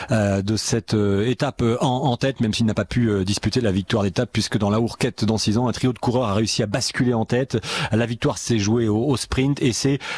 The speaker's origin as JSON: {"language": "French", "country": "France", "said": "mais nous on va surtout retenir, parce qu'on est français un peu chauvin"}